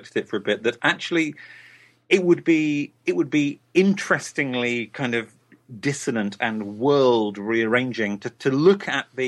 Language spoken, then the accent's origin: English; United Kingdom; I'm a British writer